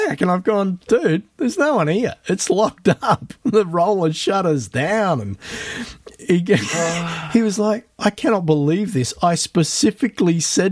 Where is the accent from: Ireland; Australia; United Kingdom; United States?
Australia; Bruce Rock, Western Australia; moved away; drove out to my hometown out in the Wheat Belt